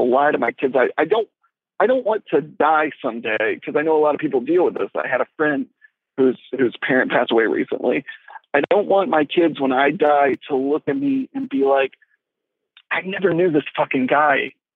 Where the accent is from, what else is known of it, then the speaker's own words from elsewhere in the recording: Louisiana, United States; moved away; we're from Louisiana